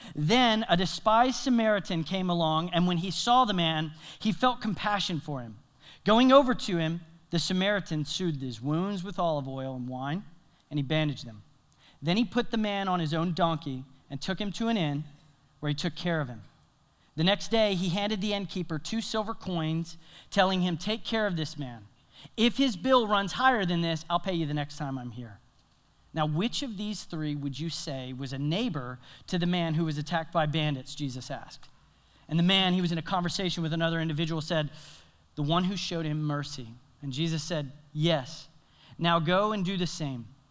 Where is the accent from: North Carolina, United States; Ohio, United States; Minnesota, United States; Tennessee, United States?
Tennessee, United States; now in South Carolina, United States; my home state, Tennessee.